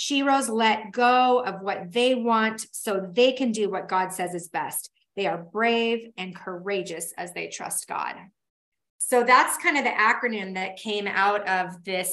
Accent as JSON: {"language": "English", "town": "Tacoma", "region": "Washington", "country": "United States", "moved": "yes", "lives_now": "Boise, United States", "said": "I am from Tacoma, Washington, where we had rain for 10 months out of the year."}